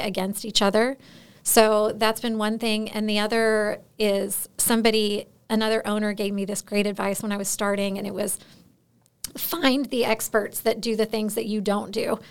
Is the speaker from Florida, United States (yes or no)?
yes; Florida, United States; moved away as an adult; now in Alaska, United States; I'm originally from Florida